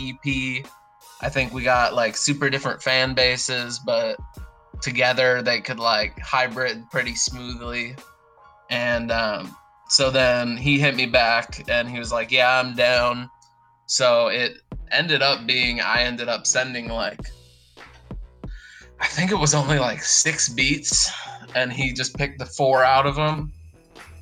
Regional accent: Portland, Oregon, United States; moved away as an adult; now in Nashville, United States; I originated in Portland, Oregon, moved down here for college

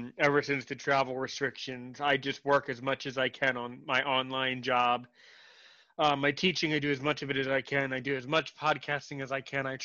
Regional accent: United States; as an American

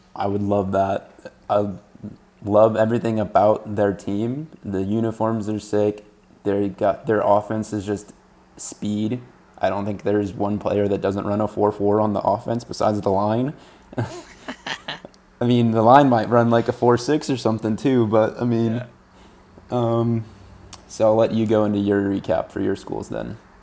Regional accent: Texas, United States; been in Texas for 19 years of my life

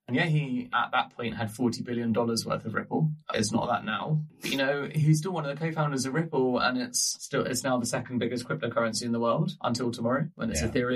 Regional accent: England, United Kingdom; as an English person with a sense of humor

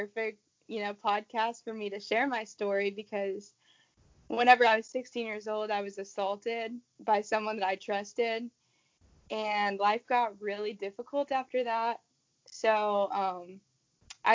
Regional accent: Kentucky, United States; moved away as an adult; also born or lived in West Virginia; I play soccer at West Virginia State University, even though I'm from Kentucky.

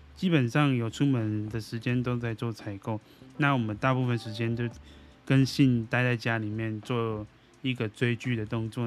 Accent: Taiwan; 那我们台湾人民就没有救啦。

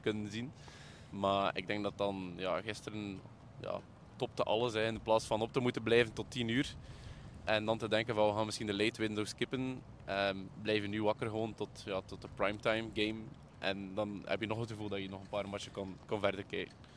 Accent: Belgium; En daar is waar dat wij als Belgen dan een klein beetje in, in, in tekort komen.

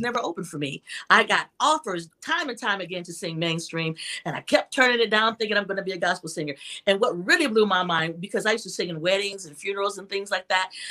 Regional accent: Toledo, Ohio, United States; I grew up in Toledo, Ohio, a young girl who recognized that she had this gift.

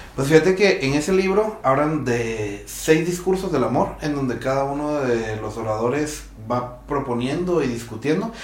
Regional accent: Guatemala; siendo guatemaltecos, creo que intrínsecamente en nosotros está

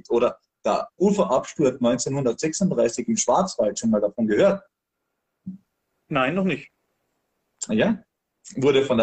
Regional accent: Austria; ich als Österreicher wusste das nicht. Ich habe das nicht in der Schule gelernt.

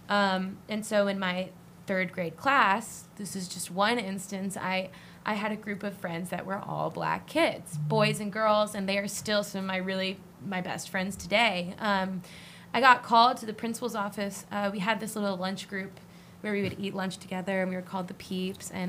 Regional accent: New Bern, North Carolina, United States; I grew up in New Bern for 18 years

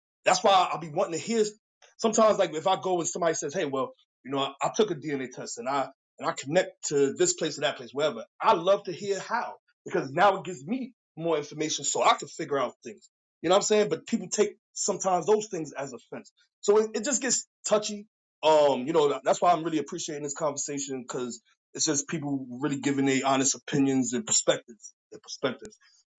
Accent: New York, United States; now in Darlington, United States; I'm living in Darlington right now. And I came from New York because my family been here.

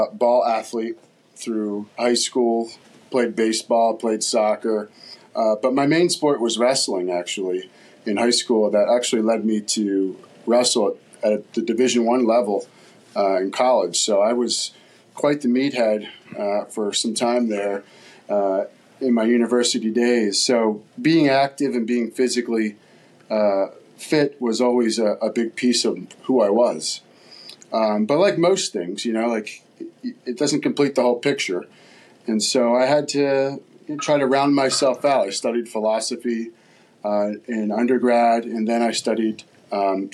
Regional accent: New Jersey, United States; moved away as an adult; also born or lived in California; now in Petaluma, United States; I grew up in South Jersey

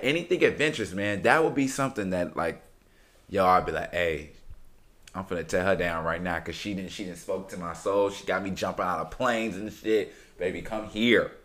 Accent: Chicago, Illinois, United States; now in Houston, United States; I'm from Chicago, everybody. I've been living in Houston for quite some time, but I'm from Chicago

